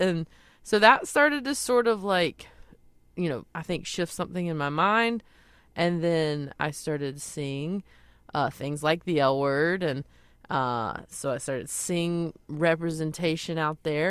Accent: Belmont, North Carolina, United States; moved away as an adult; now in Los Angeles, United States; my hometown. I mean, everyone in Belmont has been so supportive

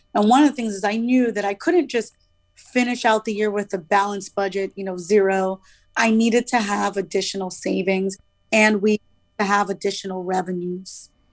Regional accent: Miami, Florida, United States; I'm originally from Miami

